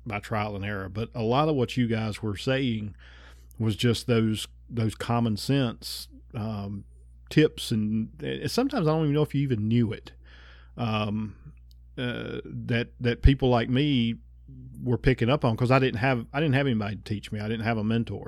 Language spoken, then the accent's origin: English; North Carolina, United States; I grew up in North Carolina